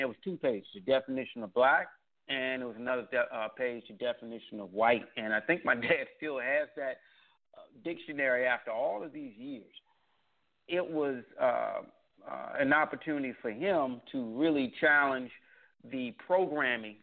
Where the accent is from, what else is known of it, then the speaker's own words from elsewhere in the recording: Washington, District of Columbia, United States; also born or lived in Tallahassee, Florida; I was born in Tallahassee, Florida, lived most of my life in the Washington, D.C. area